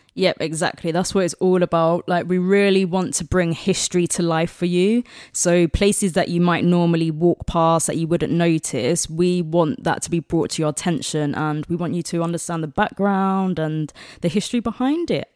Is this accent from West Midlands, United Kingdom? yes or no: no; London, United Kingdom; that's my home ground. I'm from South London